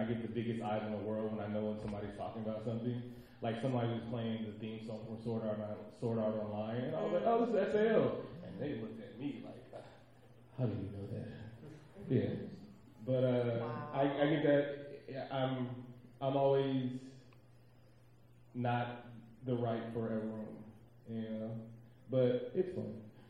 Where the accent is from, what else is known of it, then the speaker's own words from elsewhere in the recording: Oakland, California, United States; I'm from East Oakland. if anybody knows where East Oakland is, I'm from that part, the one you hear about on the news.